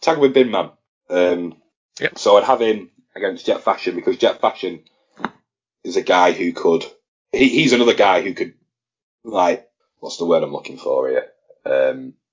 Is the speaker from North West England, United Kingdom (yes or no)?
yes; Blackpool, North West England, United Kingdom; it was in my hometown